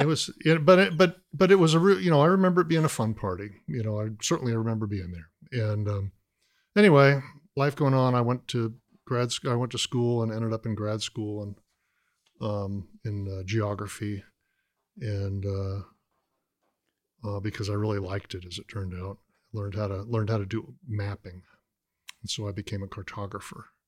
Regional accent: Atlanta, Georgia, United States; also born or lived in Boston; now in Athens, United States; back home to Georgia. I'm from Atlanta

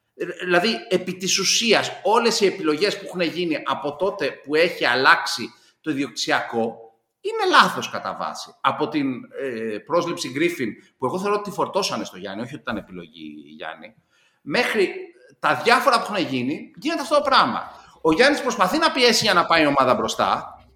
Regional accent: Greece; ως Έλληνας ε, πολίτης

